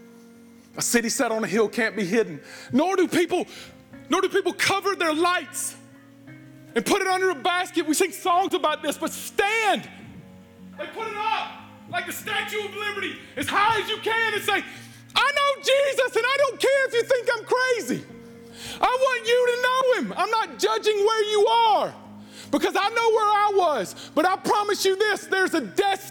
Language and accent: English; United States